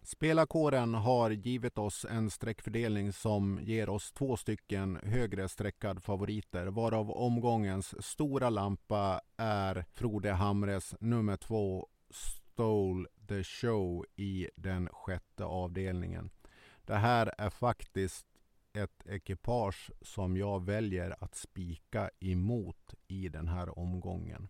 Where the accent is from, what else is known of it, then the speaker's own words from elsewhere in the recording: Sweden; vi svenskar